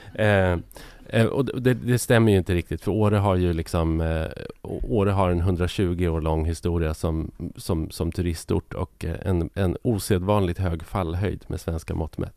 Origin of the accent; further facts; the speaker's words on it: Sweden; vi som är ja, men lite äldre, om man är uppvuxen i Sverige under 50, 60, 70, till och med 80-tal